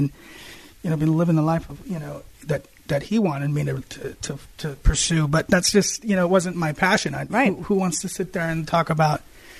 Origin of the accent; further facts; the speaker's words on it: Columbus, Ohio, United States; moved away; also born or lived in Lebanon (parents) / Glendora, California; I was born in 77. So I grew up in Ohio.